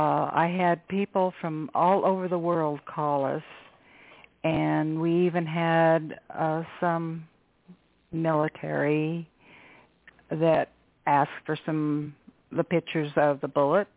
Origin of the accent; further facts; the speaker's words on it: Nebraska, United States; moved away; I'm from Nebraska